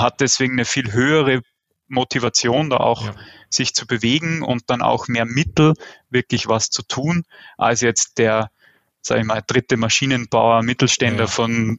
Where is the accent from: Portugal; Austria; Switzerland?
Austria; Ich weiß immer nicht, wie stark man das am Akzent hört. Ich komme aus Österreich, also so dem deutschsprachigen Süden